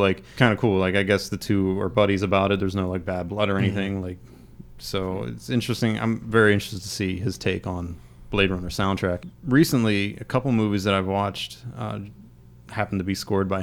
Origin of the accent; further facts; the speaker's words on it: Crafton, Pennsylvania, United States; I grew up in Crafton